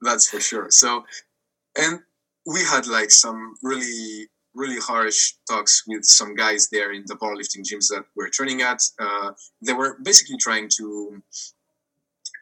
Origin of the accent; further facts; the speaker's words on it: France; we're French from France, you know? Like in the example you gave, I'm from France